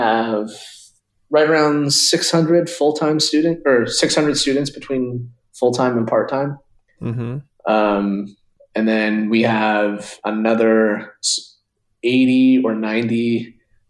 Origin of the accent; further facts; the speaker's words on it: Utah, United States; moved away as an adult; also born or lived in San Francisco; I grew up in Utah, a smaller town, not, you know, kind of an hour south of Salt Lake